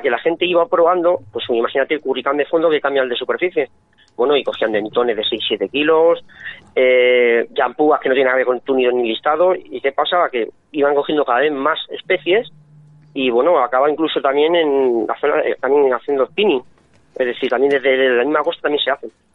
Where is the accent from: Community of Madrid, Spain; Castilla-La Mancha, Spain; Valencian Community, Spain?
Community of Madrid, Spain; Fuenlabrada; moved away; yo vivo aquí, pero yo soy de Fuenlabrada